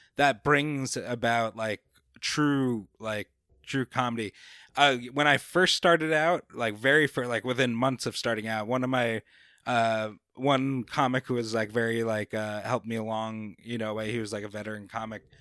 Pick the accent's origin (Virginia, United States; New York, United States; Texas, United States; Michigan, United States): New York, United States; Babylon; accent: New Yorker; moved away as an adult; also born or lived in North Carolina / California; now in Jacksonville, United States; I grew up in Long Island